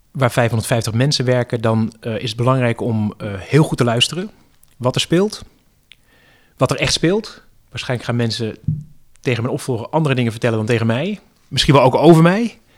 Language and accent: Dutch; Netherlands; wij als Nederlanders